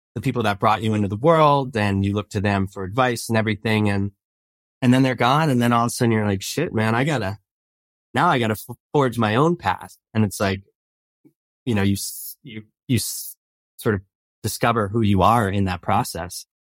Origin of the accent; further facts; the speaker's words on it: East Coast, New Jersey, United States; moved away as an adult; I grew up on the East Coast